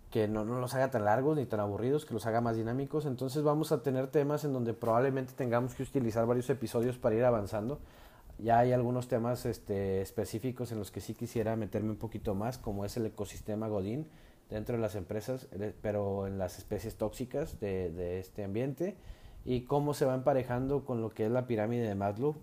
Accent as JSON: {"language": "Spanish", "country": "Mexico", "tie": "born or raised there", "said": "soy mexicano de nacimiento"}